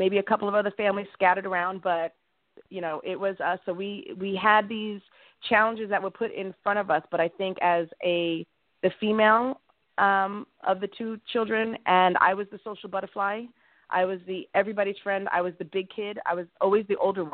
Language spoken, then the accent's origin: English; Smithtown, New York, United States; I grew up in Long Island, New York